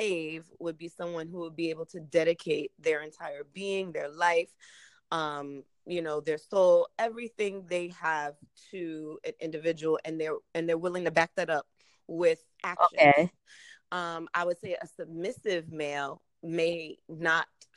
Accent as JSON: {"language": "English", "region": "New York", "country": "United States", "said": "I hail from New York"}